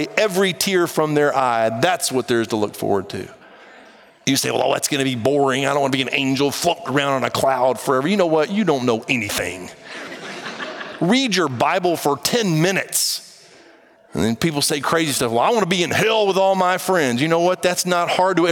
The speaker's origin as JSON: {"language": "English", "country": "United States"}